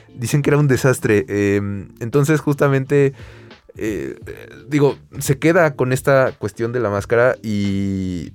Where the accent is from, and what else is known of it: Mexico